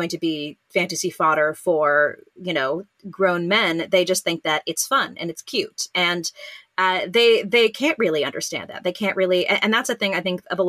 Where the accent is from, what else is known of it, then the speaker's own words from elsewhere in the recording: California, United States; I'm from California